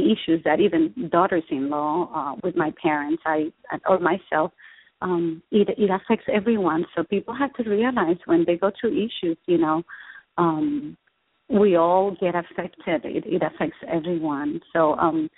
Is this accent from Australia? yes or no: no; Puerto Rico; now in Austin, United States; I was raised in Puerto Rico to very loving to a wonderful family